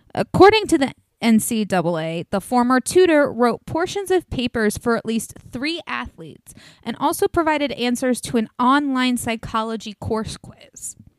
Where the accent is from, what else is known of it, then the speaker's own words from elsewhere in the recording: Northeast, United States; I'm from the northeast